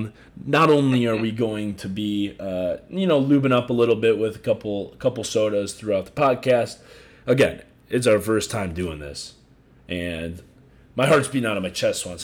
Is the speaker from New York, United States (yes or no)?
no; Chicago, Illinois, United States; moved away; I'm from Chicago.